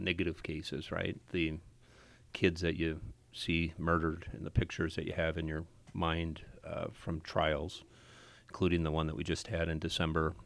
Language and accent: English; Appleton, Wisconsin, United States; I grew up in Appleton. I, we have six kids in our family and we all went to Appleton West